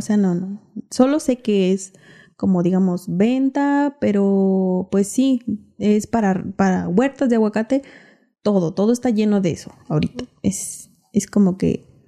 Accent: Ocumicho, Michoacán, Mexico; la gente de, de mi pueblo

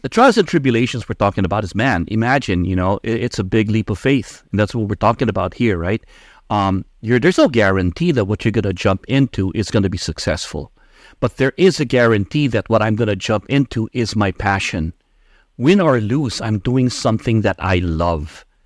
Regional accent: Philippines; moved away as an adult; now in United States; I was born and raised in the Philippines, and I migrated to the U.S. when I was uh, 18.

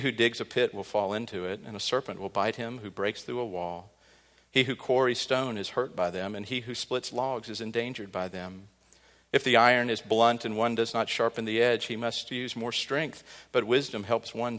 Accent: Midwest, United States; growing up on the Mississippi River

